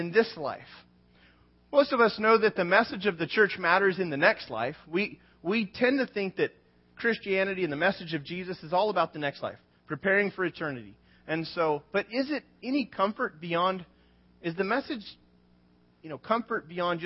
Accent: United States; we were born here.

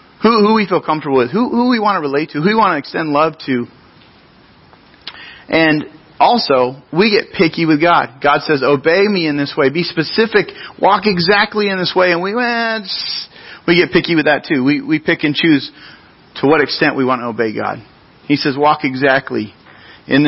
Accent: Grover Beach, California, United States; I grew up in Grover Beach. It's a city along our central coast

